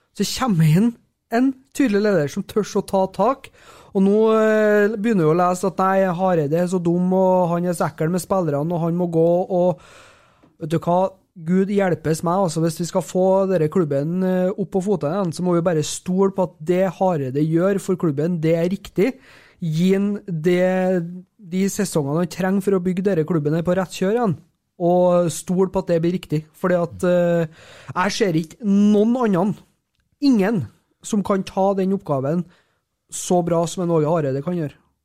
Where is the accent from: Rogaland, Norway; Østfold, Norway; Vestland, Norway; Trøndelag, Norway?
Trøndelag, Norway; Overhalla; Jeg er fra Overhalla